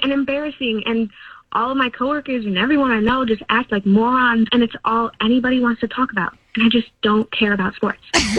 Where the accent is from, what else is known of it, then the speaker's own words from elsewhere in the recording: United States; I was born and raised in Westchester